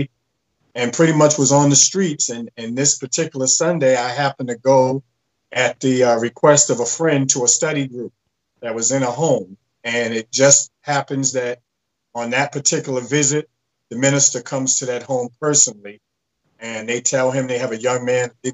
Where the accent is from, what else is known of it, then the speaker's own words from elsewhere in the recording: Boston, Massachusetts, United States; a young man growing up in Boston on the streets, age 16